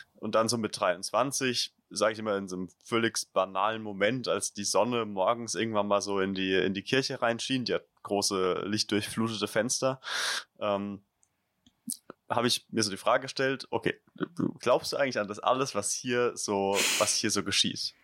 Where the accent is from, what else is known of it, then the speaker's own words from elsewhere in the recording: Leimersheim, Rhineland-Palatinate, Germany; die Region, wo ich herkomme, Südpfalz, ist jetzt, oder noch im Speziellen vielleicht Verbandsgemeinde Rülsheim, das Umland um Leimersheim